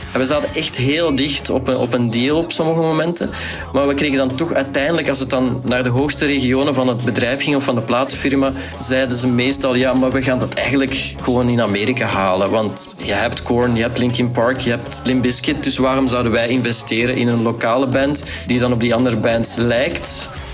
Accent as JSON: {"language": "Dutch", "town": "Tienen", "region": "Flanders", "country": "Belgium", "tie": "born or raised there", "said": "We zijn ook opgegroeid in Tien."}